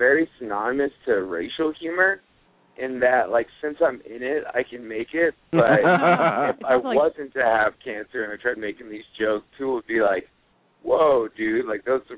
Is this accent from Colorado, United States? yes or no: yes; Aurora, Colorado, United States; I am from Aurora, Colorado